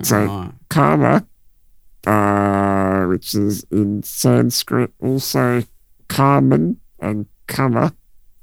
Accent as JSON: {"language": "English", "country": "Australia", "said": "we're Australian"}